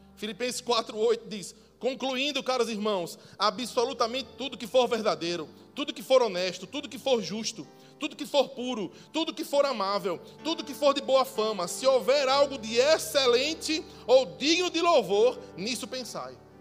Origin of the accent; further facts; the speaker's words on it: Sergipe, Brazil; moved away; eu não sou daqui, né? Sou de Sergipe.